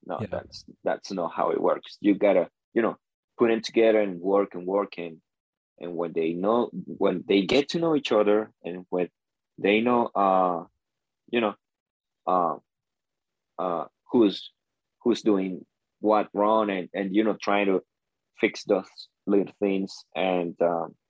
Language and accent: English; Venezuela; I'm from Venezuela.